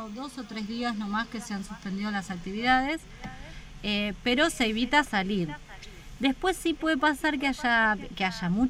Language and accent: Spanish; Buenos Aires, Argentina; yo soy de la ciudad autónoma de Buenos Aires.